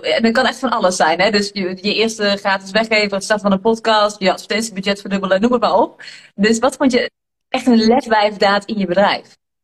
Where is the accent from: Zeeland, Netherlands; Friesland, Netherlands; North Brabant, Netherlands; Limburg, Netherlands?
North Brabant, Netherlands; Tilburg; Ik kom zeg maar uit Tilburg en ik ben hier echt geboren